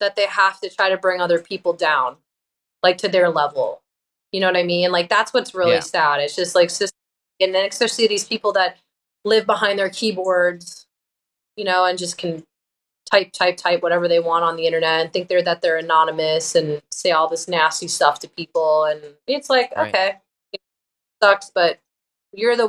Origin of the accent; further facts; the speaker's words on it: Long Island, New York, United States; I was in a band at the time on Long Island, where I'm from